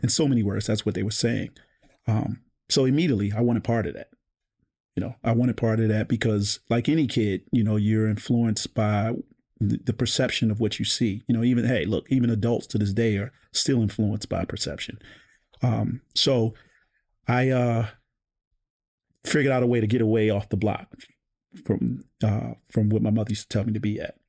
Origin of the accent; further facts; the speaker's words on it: Baltimore, Maryland, United States; I grew up in Park Heights